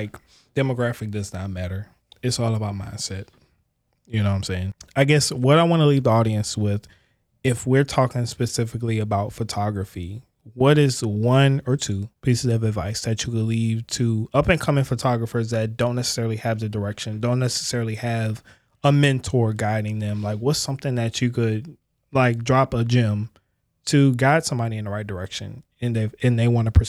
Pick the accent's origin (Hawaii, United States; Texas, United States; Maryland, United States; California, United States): Maryland, United States; I'm from Maryland.